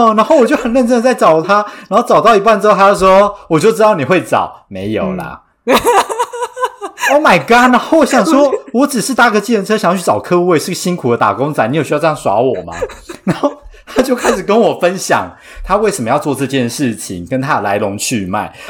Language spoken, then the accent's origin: Chinese; Taiwan; born or raised there